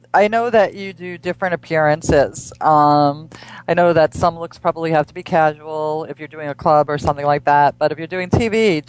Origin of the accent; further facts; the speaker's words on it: East Coast, United States; And especially us, because we grew up on the East Coast, and then you would only have a short summer season